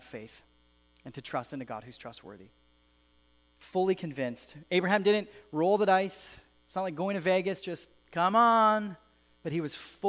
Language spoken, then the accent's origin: English; Alberta, Canada; I grew up in Alberta